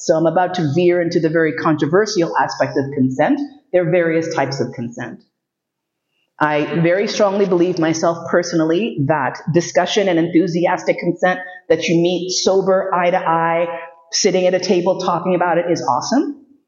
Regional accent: New York City, New York, United States; Growing up in New York City, you see a lot.

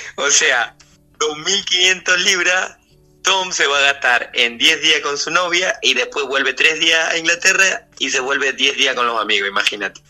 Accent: Argentina; moved away as an adult; also born or lived in England / Spain

